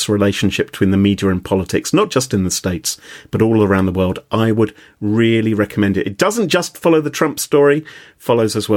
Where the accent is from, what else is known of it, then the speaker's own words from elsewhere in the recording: United Kingdom; being British